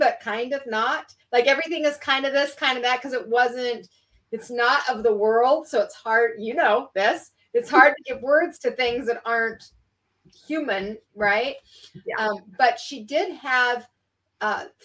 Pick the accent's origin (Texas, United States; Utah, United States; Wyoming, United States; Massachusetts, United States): Utah, United States; Salt Lake City; I was raised in Salt Lake City, Utah